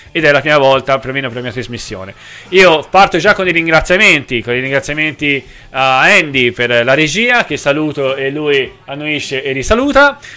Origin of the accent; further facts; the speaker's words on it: Tuscany, Italy; sono toscano